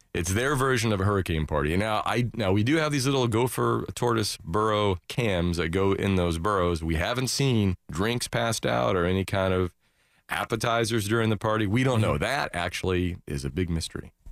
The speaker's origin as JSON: {"language": "English", "town": "Daytona Beach", "region": "Florida", "country": "United States", "tie": "born or raised there", "said": "growing up in Daytona"}